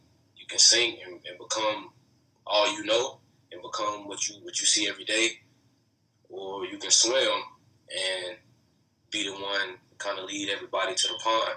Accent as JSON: {"language": "English", "region": "North Carolina", "country": "United States", "tie": "born or raised there", "said": "I was born in North Carolina"}